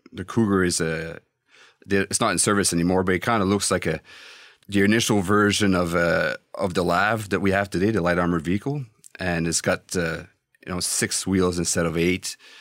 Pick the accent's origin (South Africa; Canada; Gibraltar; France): Canada; as a Canadian